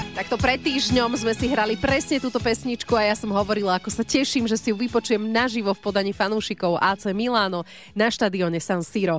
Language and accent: Slovak; Slovakia; my Slováci